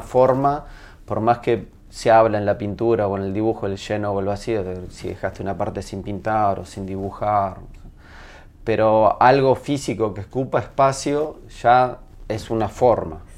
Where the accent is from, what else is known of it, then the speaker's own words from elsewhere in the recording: Uruguay; accent: Uruguayan; moved away as an adult; now in Chile; soy de Uruguay, nací en Uruguay, viví hasta los 21 en Uruguay, pero mi madre es chilena